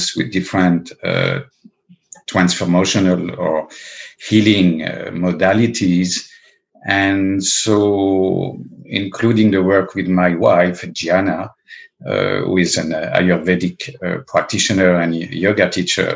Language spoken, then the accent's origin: English; Paris, Île-de-France, France; also born or lived in the Alps; I was originally born and raised in Paris